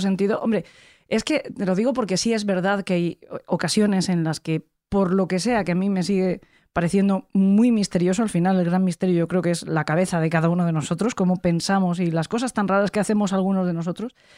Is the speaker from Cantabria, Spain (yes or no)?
no; San Vicente del Raspeig, Valencian Community, Spain; Yo soy de Alicante, … también. De hecho, somos los dos de San Vicente del Raspey